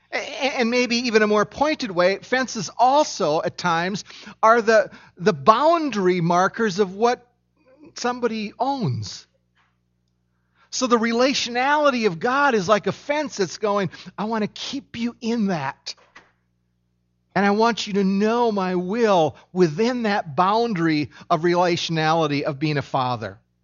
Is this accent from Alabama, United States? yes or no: no; Minnesota, United States; I was born in Minnesota